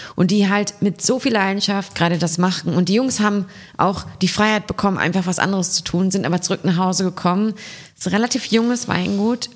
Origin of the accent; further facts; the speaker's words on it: near Münster, North Rhine-Westphalia, Germany; moved away; ich komme ja aus der Nähe von Münster